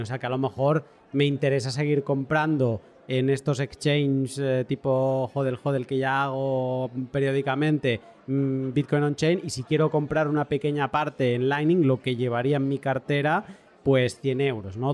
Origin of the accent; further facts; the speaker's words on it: Catalonia, Spain; soy catalán